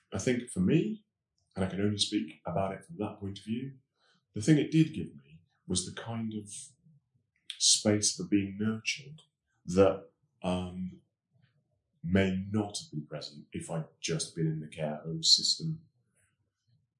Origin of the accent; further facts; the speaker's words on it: West Midlands, United Kingdom; growing up in the West Midlands in the 60s